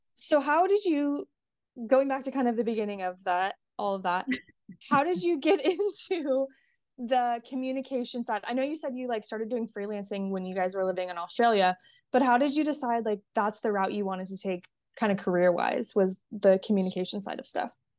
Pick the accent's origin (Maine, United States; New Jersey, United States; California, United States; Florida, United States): California, United States; now in Texas, United States; I live in Texas, but I'm from California and my whole family is still in California